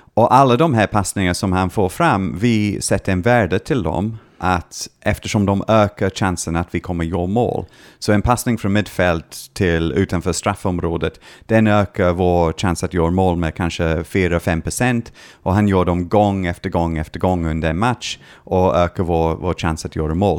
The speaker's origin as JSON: {"language": "Swedish", "region": "Scotland", "country": "United Kingdom", "tie": "born or raised there", "second_language": "Swedish", "moved": "as an adult", "lives_now": "Sweden", "said": "när jag var hemma i Skottland tittade på mitt eh, barndomslag, Dunfermline Athletic"}